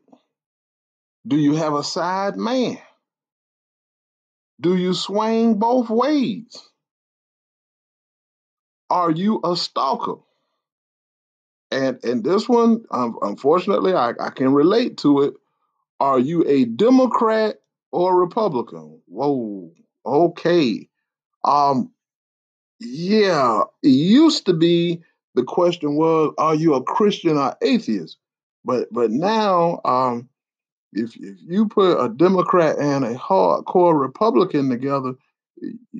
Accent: the South, United States; I'm from the South

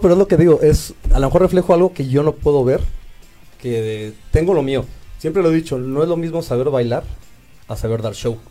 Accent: Mexico; como gays y como mexicanos

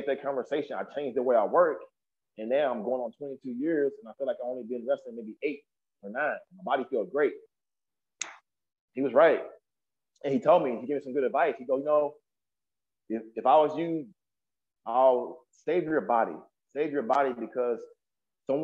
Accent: Cleveland, Texas, United States; moved away; I have APW in Cleveland, Texas, which is my hometown. where I was born and raised

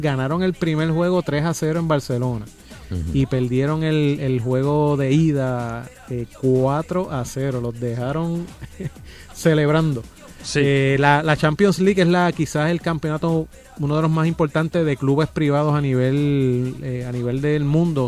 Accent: Bayamón, Puerto Rico; yo me crié y nací en Santa Juanita

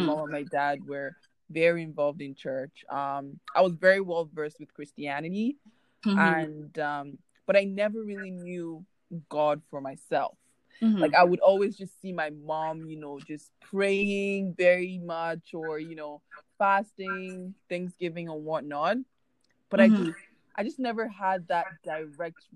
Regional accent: Nigeria; moved away as an adult; now in Canada; I am a Nigerian currently living in Canada for university.

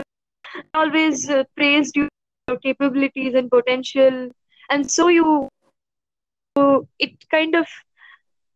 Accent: Mumbai, Maharashtra, India; also born or lived in Pune; I'm born and brought up in Mumbai. 18 years of my life

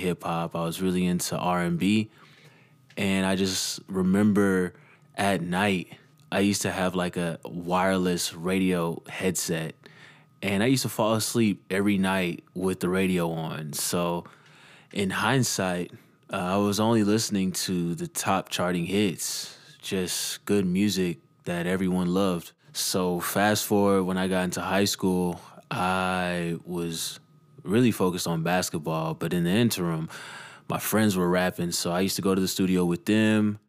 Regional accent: Dallas, Texas, United States; growing up in Dallas, Texas

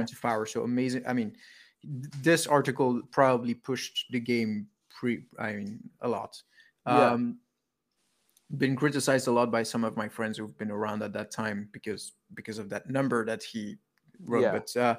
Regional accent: Belgium; I'm from Belgium.

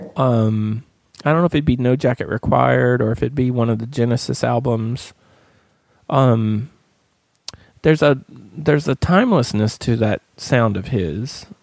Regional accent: Appalachian Mountains, United States; now in Atlanta, United States; I grew up in the Appalachian Mountains

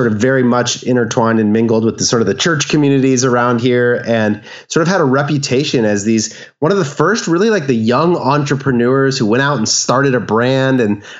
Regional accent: Orange County, Southern California, United States; So we're both from the Southern California area, Orange County area

